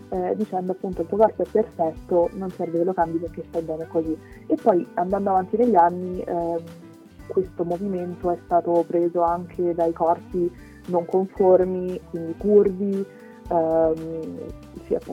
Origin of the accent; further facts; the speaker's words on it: Rome, Lazio, Italy; ho 20 anni, sono di Roma